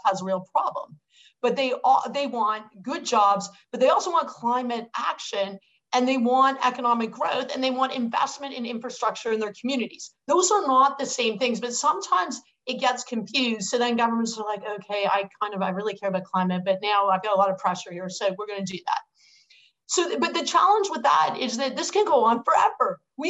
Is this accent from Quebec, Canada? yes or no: no; Hamilton, Ontario, Canada; I'm from Hamilton, which is the steel town